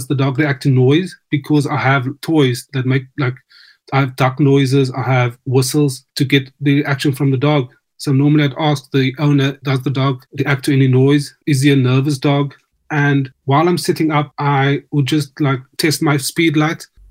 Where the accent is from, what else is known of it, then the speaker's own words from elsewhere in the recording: South Africa; now in United Kingdom; Growing up in South Africa